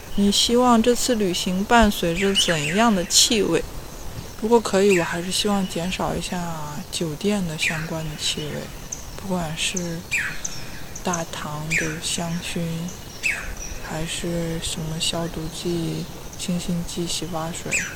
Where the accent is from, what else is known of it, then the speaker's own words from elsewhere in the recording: Weihai, Shandong, China; 我家乡在山东威海